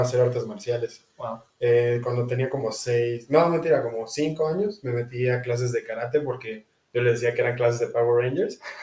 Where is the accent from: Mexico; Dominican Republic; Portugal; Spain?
Mexico; nací en México